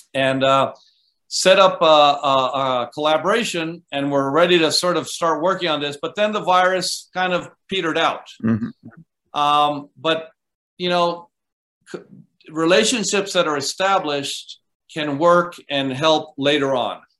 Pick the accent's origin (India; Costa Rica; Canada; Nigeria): Costa Rica; moved away as an adult; also born or lived in Vermont, United States; I grew up in Costa Rica. Um, went to school through high school